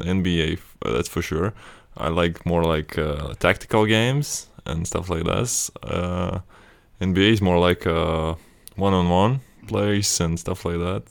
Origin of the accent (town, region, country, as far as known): Latvia; born or raised there; moved away